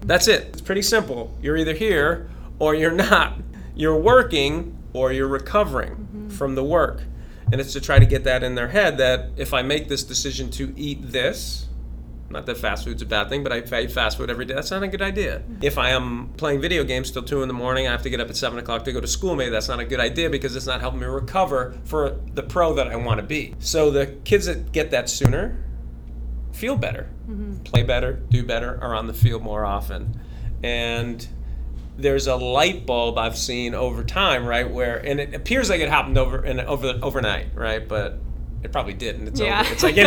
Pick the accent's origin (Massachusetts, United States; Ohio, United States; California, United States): Massachusetts, United States; I grew up in Massachusetts.